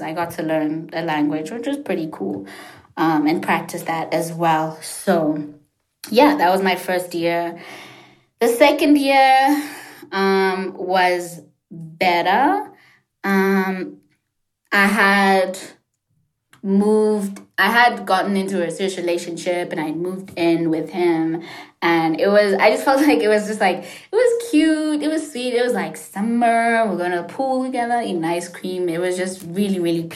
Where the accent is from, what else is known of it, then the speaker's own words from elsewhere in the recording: South Africa; English is a second language; moved away as an adult; also born or lived in Washington, D.C., United States; I'm gonna be sent back to South Africa